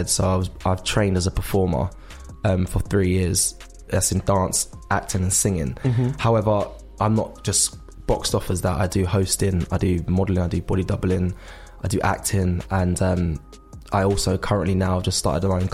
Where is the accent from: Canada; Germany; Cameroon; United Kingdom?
United Kingdom; Surrey, South East England; I was from Surrey, just a young boy who just wanted to do everything.